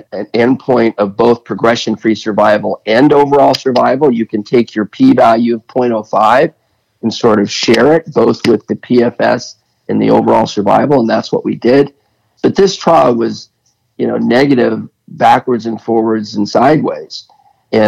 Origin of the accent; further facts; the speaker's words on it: United States; I'm American